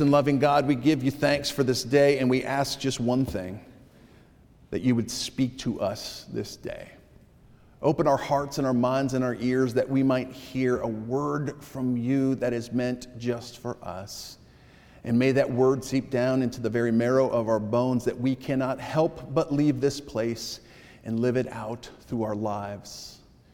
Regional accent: New England, United States; I grew up in New England

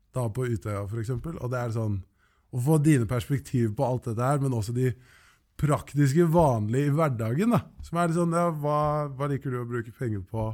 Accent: Oslo, Norway; Jeg er fra Løkka og begynte på Handelskrim

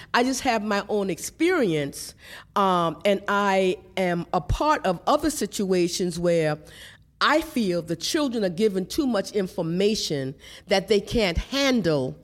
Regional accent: Lincolnville, South Carolina, United States; growing up in Lincolnville, South Carolina

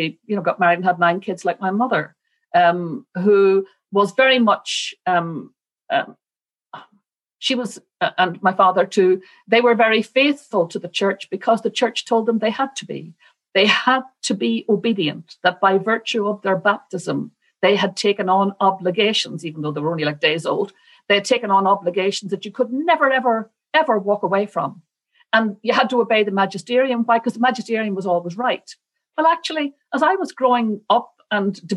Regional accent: Northern Ireland, United Kingdom; I grew up in a place where Catholics were undoubtedly the underdogs and the second-class citizens

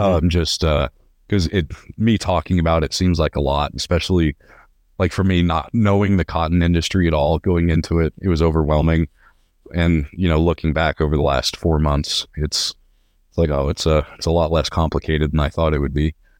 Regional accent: Visalia, California, United States; moved away as an adult; now in Lubbock, United States; I'm from Visalia, California, originally

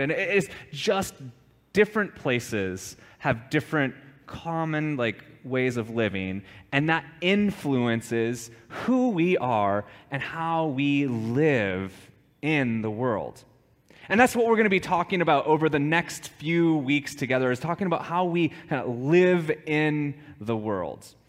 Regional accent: United States; we are quite American

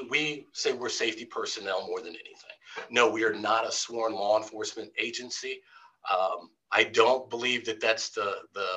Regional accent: Midwest, United States; now in California, United States; I'm from the Midwest

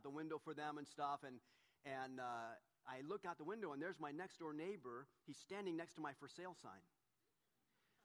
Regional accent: Southern California, United States; the same church that Donna and I grew up in down in Southern California

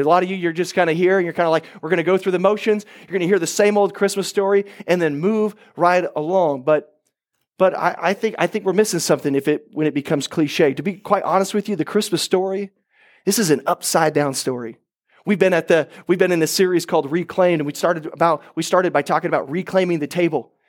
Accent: Oklahoma, United States; I'm from Oklahoma

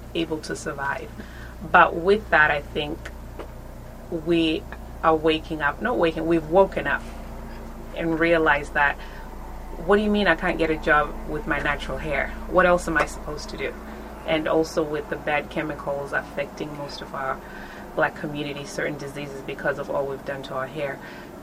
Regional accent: Dallas, Texas, United States; moved away as an adult; also born or lived in Zimbabwe; now in Australia; I was born in Zimbabwe, raised in Texas, and then came to Australia.

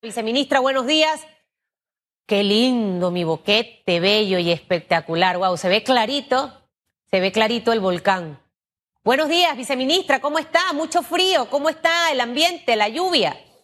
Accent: Chiriquí, Panama; Yo soy chiricana, mi papá es boqueteño

